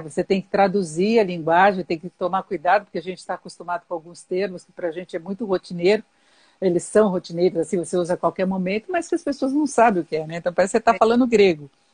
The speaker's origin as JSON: {"language": "Portuguese", "region": "São Paulo", "country": "Brazil", "tie": "born or raised there", "said": "Eu nasci em São Paulo, mas a minha família é de, de Socorro"}